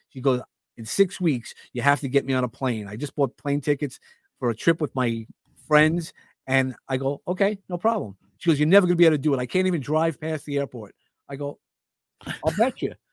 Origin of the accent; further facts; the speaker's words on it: New York City, New York, United States; I grew up in Brooklyn